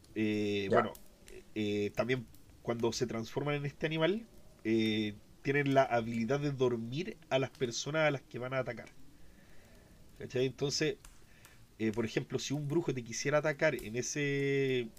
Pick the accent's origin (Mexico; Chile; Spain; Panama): Chile; Nosotros somos de Chile